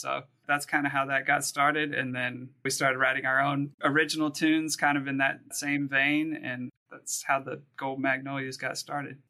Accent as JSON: {"language": "English", "region": "the South", "country": "United States", "moved": "yes", "lives_now": "New York City, United States", "said": "We're all from the South. We've met up here in New York City"}